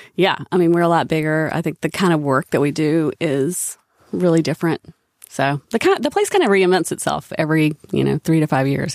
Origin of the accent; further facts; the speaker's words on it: Statesville, North Carolina, United States; accent: Southern; I grew up in Statesville, North Carolina